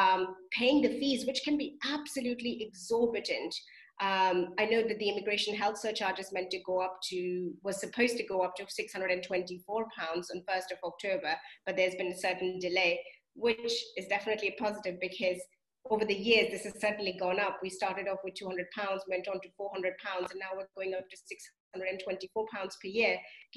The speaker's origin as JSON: {"language": "English", "country": "India", "moved": "as an adult", "lives_now": "United Kingdom", "said": "And me, for example, I came from India to the UK as an international student to study, to, you know, to make something of myself."}